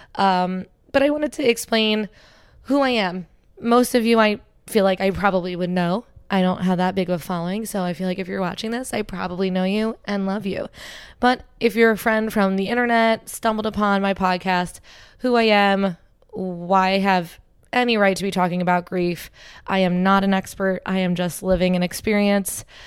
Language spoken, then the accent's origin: English; Cherry Hill, New Jersey, United States; also born or lived in Philadelphia; I grew up in Cherry Hill